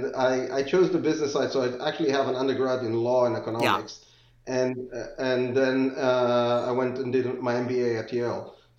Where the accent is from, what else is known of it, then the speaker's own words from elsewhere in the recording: Israel; moved away as an adult; also born or lived in England; now in United States; So I grew up in Israel, spent some of my years in England, and then moved to the U.S. for grad school.